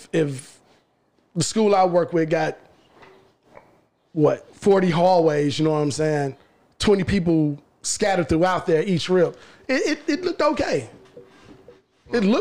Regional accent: Chicago, Illinois, United States; also born or lived in Texas; I'm from Chicago

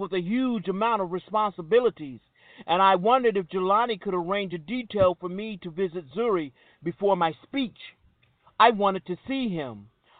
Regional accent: Hollywood, Florida, United States; Right then, the world I knew when I was growing up in Hollywood, Florida, was going to change the paradigm of the whole world.

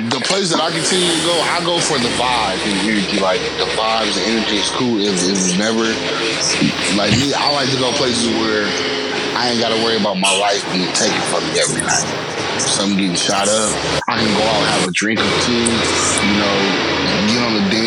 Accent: the Bay Area, California, United States; I'm from the Bay. She's like, oh my God, I'm for the day. was like, I'm from Fremont.

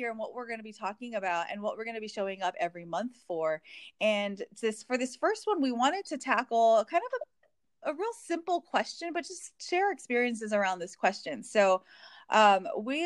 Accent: Hawaii, United States; moved away as an adult; now in Indiana, United States; I was born and raised in Hawaii

